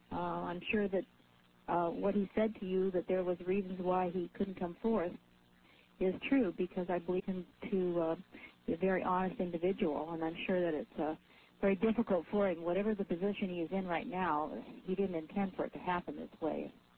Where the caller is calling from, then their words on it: Anchorage, Alaska, United States; I'm from Anchorage.